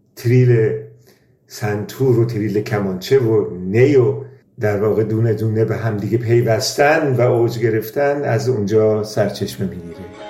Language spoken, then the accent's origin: Persian; Iran; moved away as an adult; now in Germany; من سال 1365 به آلمان مهاجرت کردم و از همون سال تا امروز هم در اروپا زندگی میکنم ولی ارتباط تنگاتنگ با ایران داشتم